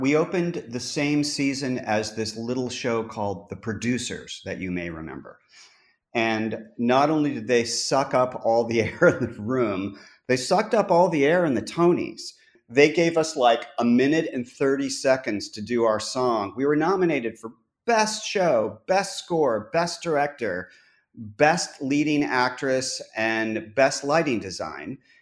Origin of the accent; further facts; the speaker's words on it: Los Angeles, California, United States; I grew up in Los Angeles